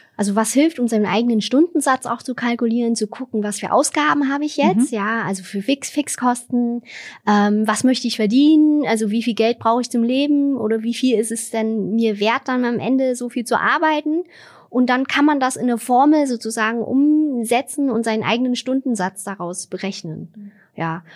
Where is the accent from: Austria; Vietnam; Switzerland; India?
Vietnam; now in Germany; in Vietnam, wo ich herkomme